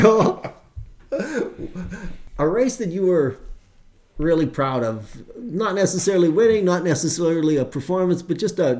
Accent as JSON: {"language": "English", "town": "Mission", "region": "British Columbia", "country": "Canada", "said": "I'm from Mission, and that's kind of the backyard."}